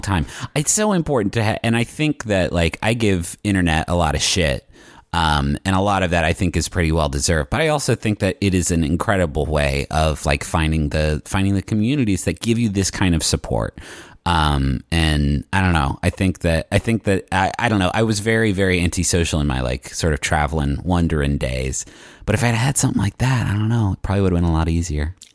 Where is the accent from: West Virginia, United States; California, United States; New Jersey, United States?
West Virginia, United States; moved away; growing up in West Virginia, there are trees for days